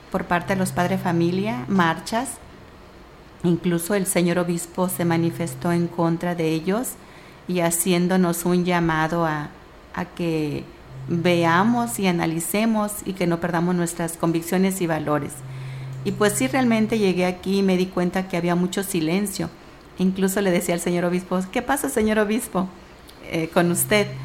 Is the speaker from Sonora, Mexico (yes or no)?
no; Michoacán, Mexico; yo soy del estado de Michoacán, a mucha honra